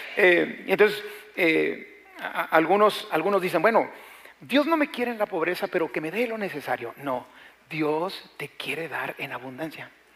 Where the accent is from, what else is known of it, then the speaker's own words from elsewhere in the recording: Mexico; nuestro México